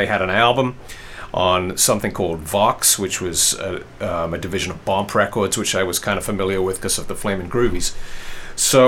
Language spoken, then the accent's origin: English; England, United Kingdom; moved away; I grew up in England.